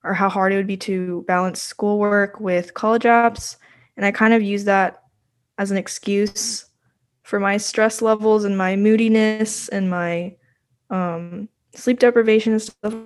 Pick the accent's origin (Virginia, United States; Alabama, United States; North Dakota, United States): Virginia, United States; I'm a senior from Virginia